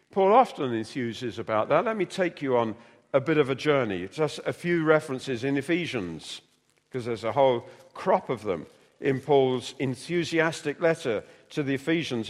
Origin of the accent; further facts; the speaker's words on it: London, United Kingdom; moved away as an adult; also born or lived in North Wales; I came from London, narrow streets